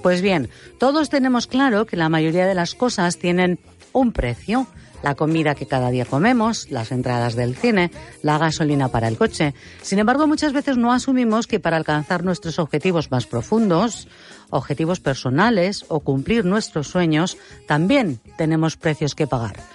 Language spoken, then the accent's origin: Spanish; Granada, Andalusia, Spain; soy de Granada tengo 35 años